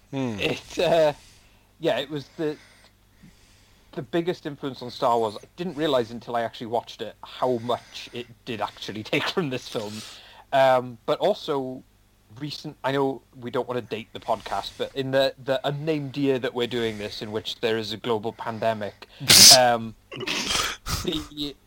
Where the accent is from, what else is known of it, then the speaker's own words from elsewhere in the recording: Welsh, Wales, United Kingdom; we are mostly Welsh